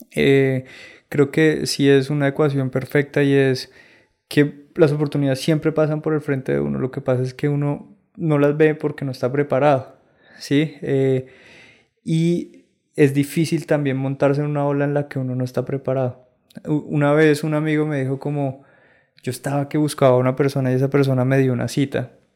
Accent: San Andrés and Providencia, Colombia; moved away; also born or lived in Bogotá; yo soy de San Andrés Islas

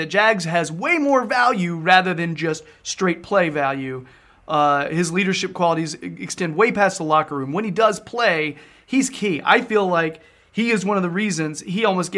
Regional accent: United States; I'm such an American

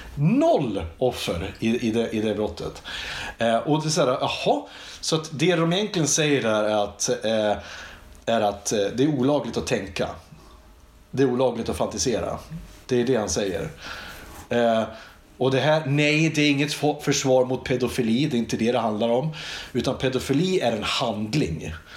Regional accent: Iggesund, Gävleborg County, Sweden; Vi gick ut i skogen hemma i Iggesund

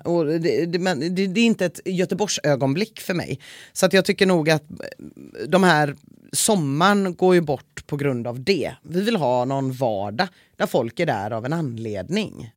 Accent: Gothenburg, Västra Götaland, Sweden; att vara göteborgare

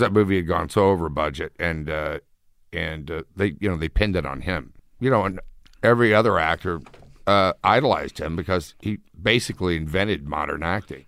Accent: Houston, Texas, United States; moved away; I grew up in Houston, which is Space City.

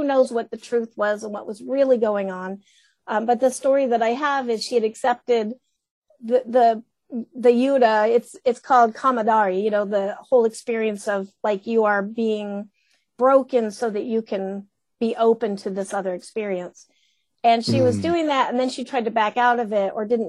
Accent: United States; we're American

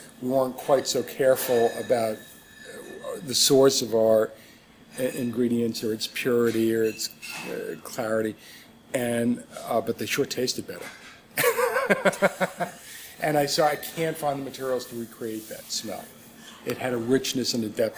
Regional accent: New York, United States; I grew up in New York and just outside the city

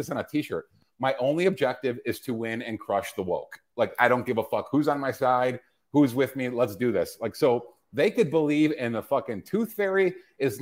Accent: Illinois, United States; my home state of Illinois

